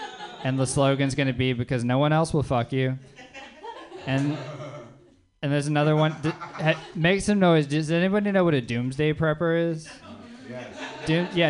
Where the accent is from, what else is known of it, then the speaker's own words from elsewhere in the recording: the South, United States; like what I really enjoyed about being named … and growing up in the South